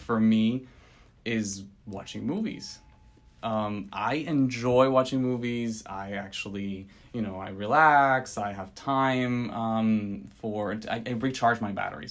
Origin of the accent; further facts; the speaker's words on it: Venezuela; moved away as an adult; now in United States; I was born and raised in Venezuela